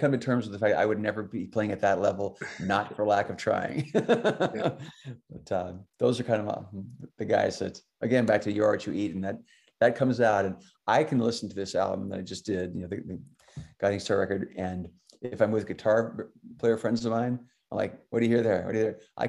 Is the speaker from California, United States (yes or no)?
no; Alaska, United States; I grew up in Alaska